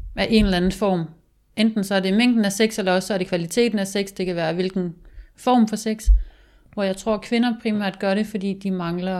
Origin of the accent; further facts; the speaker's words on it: Denmark; moved away; i mine unge år, da jeg boede hjemme i Jylland